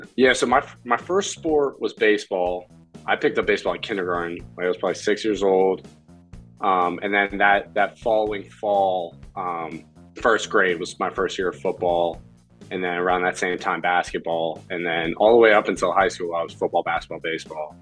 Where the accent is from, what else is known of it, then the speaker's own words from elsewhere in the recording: Pittsburgh, Pennsylvania, United States; Pittsburgh guy, born and raised